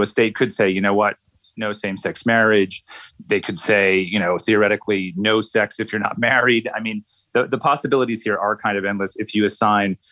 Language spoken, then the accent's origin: English; United States; moved away as an adult; now in Australia; as an American who's lived outside the United States for a while